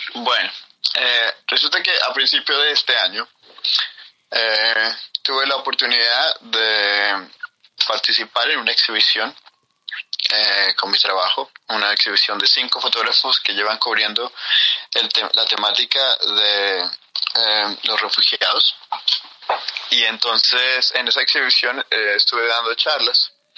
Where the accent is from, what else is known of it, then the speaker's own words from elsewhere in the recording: Colombia; moved away; de Colombia